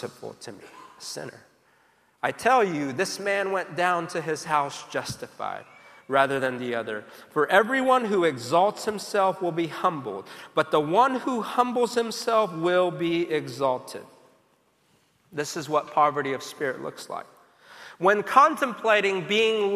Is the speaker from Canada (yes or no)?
no; South Korea; now in United States; growing up in Korea, as a child